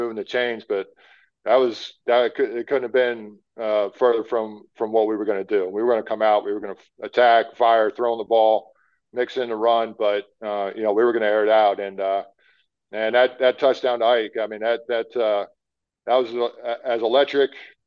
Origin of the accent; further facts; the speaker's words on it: Pennsylvania, United States; I grew up in the Northeast playing in Pennsylvania